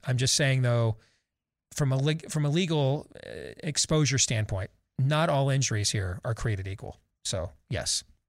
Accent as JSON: {"language": "English", "town": "Wyoming", "region": "Michigan", "country": "United States", "tie": "born or raised there", "said": "I, I grew up in Michigan. My junior high fight song at Jackson Park was the Notre Dame Victory March. And my high school fight song at Wyoming Rogers was the Buckeye Battle Cry"}